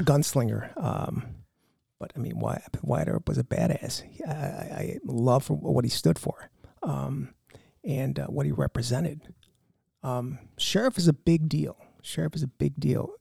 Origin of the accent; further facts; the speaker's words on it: Chicago, Illinois, United States; I grew up in Chicago on the north side, over by there in Andersonville